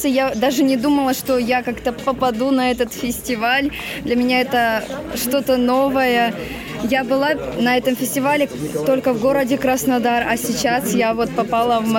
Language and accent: Russian; Donetsk, Donetsk Oblast, Ukraine; Я из Донецка.